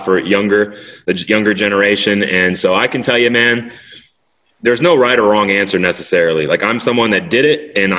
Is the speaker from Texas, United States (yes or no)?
yes; Sugar Land, Texas, United States; also born or lived in Tokyo, Japan / Houston; I grew up in a subdivision called Barrington Place